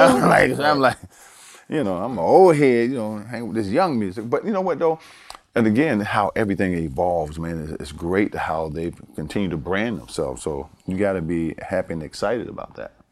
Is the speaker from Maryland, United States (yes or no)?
yes; Baltimore, Maryland, United States; moved away; also born or lived in Paris, France / North Carolina; I grew up in Baltimore